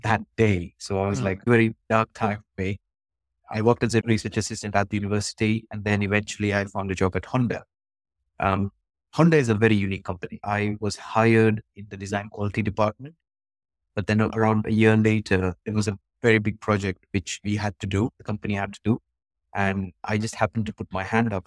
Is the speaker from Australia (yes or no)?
no; Mumbai, Maharashtra, India; now in United Kingdom; I currently live in the UK. I was born and brought up in Mumbai, where I spent most of my early days in youth.